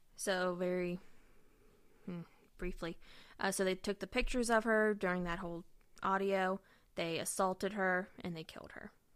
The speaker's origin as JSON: {"language": "English", "country": "United States", "said": "we're American"}